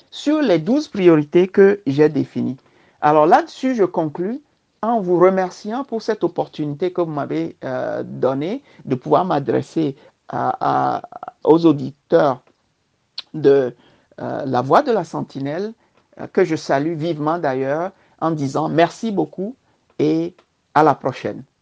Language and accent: French; Bassar, Kara Region, Togo; moved away; also born or lived in Palimé / Tabligo / Lomé; Ensuite, je suis né à Palimé, dans le sud-ouest. J'ai fait mes premiers pas d'écolier à Tabligo dans le sud-est et ensuite j'ai grandi à Bassa, dans le nord-ouest. Ensuite, je suis redescendu à Lomé où j'ai fréquenté, j'ai fait le lycée